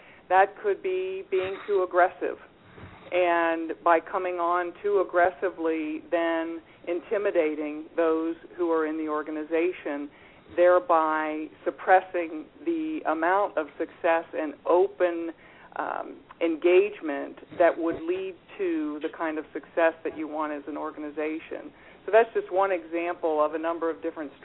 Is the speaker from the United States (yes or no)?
yes; Cincinnati, Ohio, United States; I grew up in Cincinnati